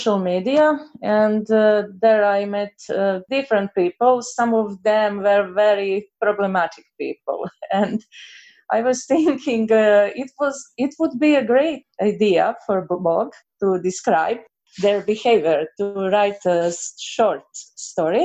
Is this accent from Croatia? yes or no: yes; Croatia; English is a second language; I'm from Croatia